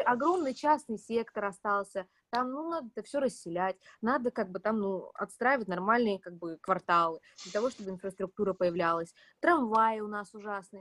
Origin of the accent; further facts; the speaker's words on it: Omsk, Omsk Oblast, Russia; moved away; я из Омска